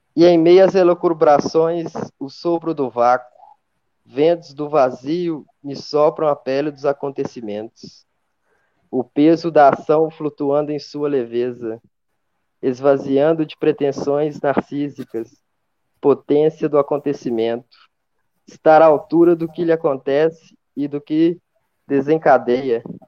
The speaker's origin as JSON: {"language": "Portuguese", "town": "Belo Horizonte", "region": "Minas Gerais", "country": "Brazil", "said": "sou de BH, né, faço filosofia na FMG."}